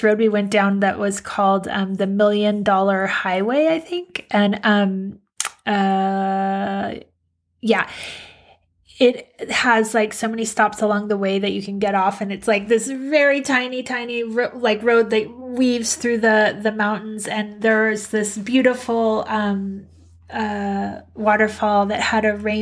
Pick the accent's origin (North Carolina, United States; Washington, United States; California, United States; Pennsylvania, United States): California, United States; San Diego; also born or lived in Minnesota / Colorado; 7, we moved to San Diego.